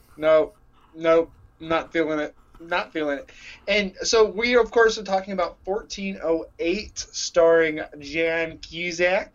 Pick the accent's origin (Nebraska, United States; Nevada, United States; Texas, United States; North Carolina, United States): Texas, United States; moved away as an adult; now in Illinois, United States; I grew up in Texas